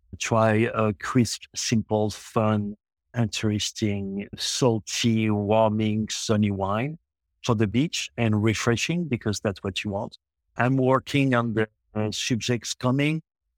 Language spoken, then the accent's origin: English; Montreal, Quebec, Canada; English is a second language; also born or lived in France; but I'm born in France, but I grew up in Quebec, Montreal, Canada.